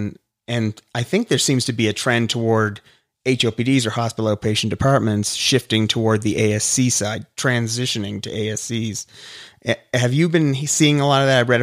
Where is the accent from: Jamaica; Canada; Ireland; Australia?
Canada; now in United States; I'm Canadian. So originally I came from Canada, moved to the U.S.